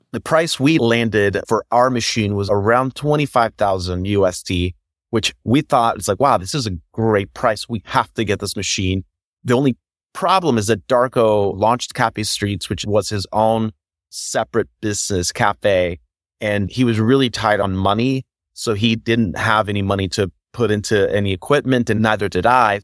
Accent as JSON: {"language": "English", "town": "Orlando", "region": "Florida", "country": "United States", "tie": "born or raised there", "also_born_or_lived": "Puerto Rico", "lives_now": "Chicago, United States", "said": "I was born here in Chicago, raised in Puerto Rico. So I was there until I was eight years old, moved to Florida. So I consider Florida home"}